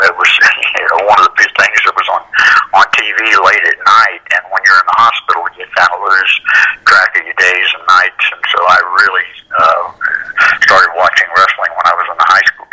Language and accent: English; Central Florida, United States; I actually grew up in Central Florida, about an hour from Orlando